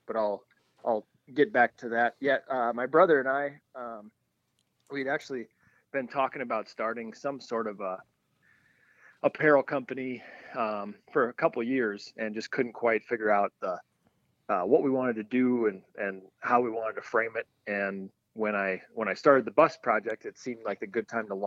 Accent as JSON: {"language": "English", "town": "Sioux Falls", "region": "South Dakota", "country": "United States", "tie": "born or raised there", "moved": "as an adult", "lives_now": "North Dakota, United States", "said": "I grew up in Sioux Falls, South Dakota, and then grew up there, and then I went to North Dakota State"}